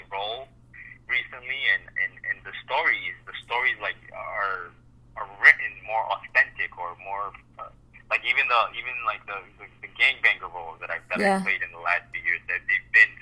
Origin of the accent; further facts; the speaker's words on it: Colombia; moved away; I'm Colombian. I was born in Colombia